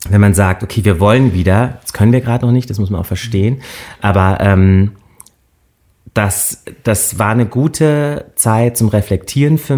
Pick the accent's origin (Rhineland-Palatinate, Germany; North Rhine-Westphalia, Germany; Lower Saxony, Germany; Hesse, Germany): Rhineland-Palatinate, Germany; Böchingen; also born or lived in Landau; ich bin in Landau geboren {S1} Mhm. Äh, wir haben da {S0} auch nur relativ kurz gewohnt und sind dann in ein ganz kleines Dorf gezogen, Böchingen.